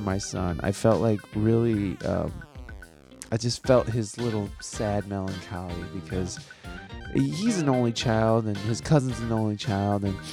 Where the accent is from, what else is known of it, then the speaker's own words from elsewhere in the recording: Midwest, United States; moved away as an adult; also born or lived in San Diego; I'm from the Midwest, when I lived out there